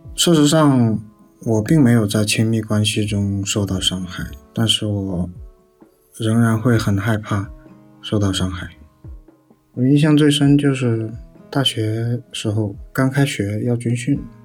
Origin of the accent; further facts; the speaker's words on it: Guangdong, China; 我八岁左右，突然有一天我的父亲就把我带到广东这边来